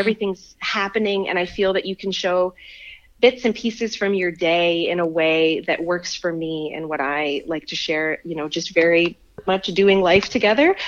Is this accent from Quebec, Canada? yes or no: yes; Montreal, Quebec, Canada; also born or lived in Malaysia; now in Ontario, Canada; I'm not even from Ontario, like I'm from Montreal